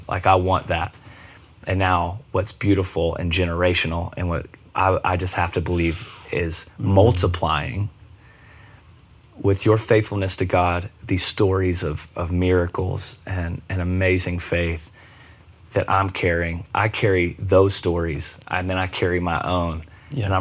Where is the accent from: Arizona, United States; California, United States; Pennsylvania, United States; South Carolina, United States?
South Carolina, United States; Myrtle Beach; also born or lived in Charleston, South Carolina; we moved to Charleston from Myrtle Beach